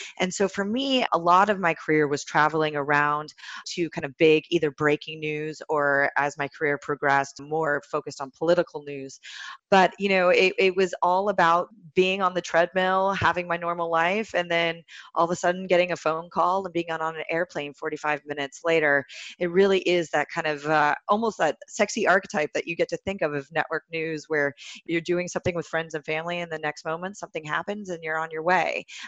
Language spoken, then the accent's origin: English; California, United States; I'm from Silicon Valley originally.